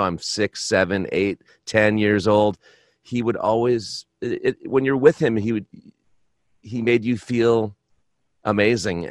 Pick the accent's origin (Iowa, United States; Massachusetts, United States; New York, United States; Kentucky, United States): Massachusetts, United States; Boston; now in Minneapolis, United States; I grew up in Boston, in a suburb of Boston